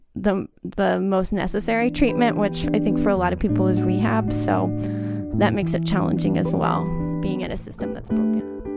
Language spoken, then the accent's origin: English; Austin, Texas, United States; moved away as an adult; now in Tucson, United States; I'm from Austin